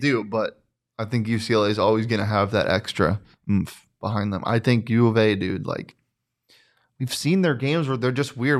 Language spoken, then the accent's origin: English; Scottsdale, Arizona, United States; I grew up in Scottsdale